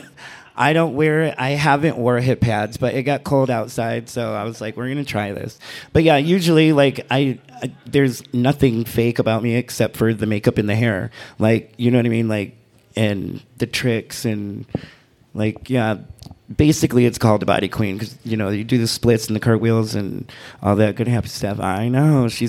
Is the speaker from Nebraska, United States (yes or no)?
no; Michigan, United States; now in Reno, United States; I'm from Michigan